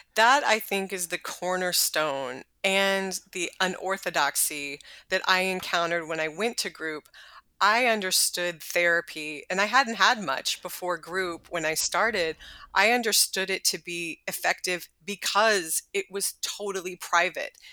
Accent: Texas, United States; I'm from Texas and my parents are from the South

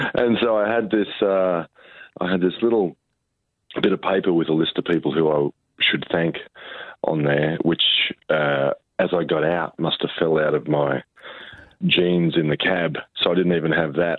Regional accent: Riverina, New South Wales, Australia; growing up in the Riverina

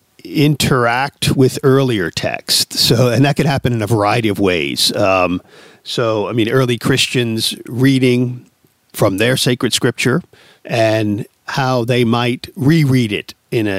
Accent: New York, United States; I was born in New York

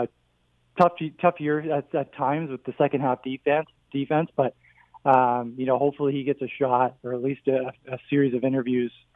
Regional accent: Hamilton, Ontario, Canada; I'm from Hamilton

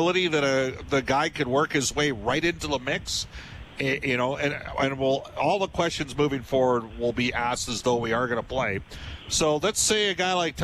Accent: Canada; as a Canadian

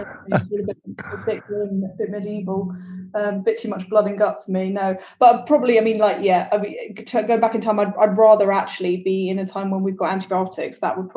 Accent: London, United Kingdom; also born or lived in Peckham, London / Cyprus (ancestry); We grew up in Tooting in southwest London.

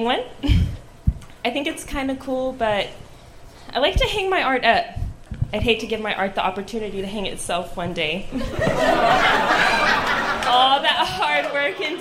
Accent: San Angelo, Texas, United States; from Texas

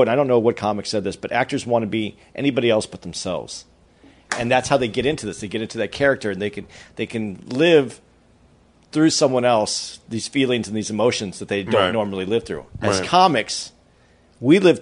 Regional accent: Tucson, Arizona, United States; I'm from Tucson, Arizona

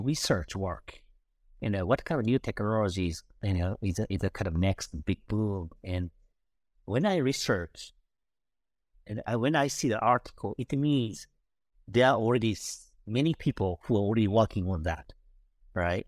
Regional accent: Kobe, Hyogo, Japan; moved away; also born or lived in Tokyo; my hometown and it was Kobe

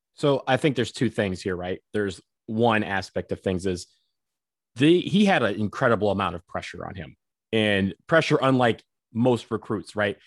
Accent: Detroit, Michigan, United States; one three is the area code for Detroit, my home

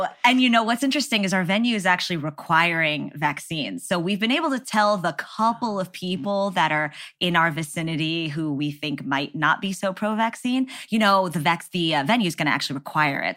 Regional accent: Texas, United States; growing up in Texas

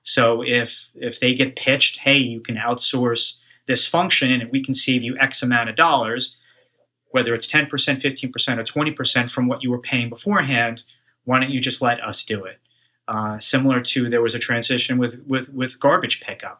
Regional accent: Woodmere, New York, United States; I grew up on Long Island, uh, a town called Woodmere in the South Shore

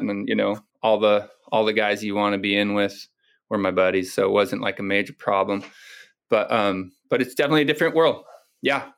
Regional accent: Ventura, California, United States; also born or lived in Oxnard / Hawaii; growing up in Ventura and Oxnard and area up here

